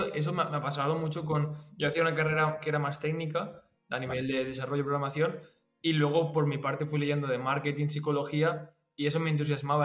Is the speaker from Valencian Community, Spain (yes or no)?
yes; Valencia, Valencian Community, Spain; yo que soy de Valencia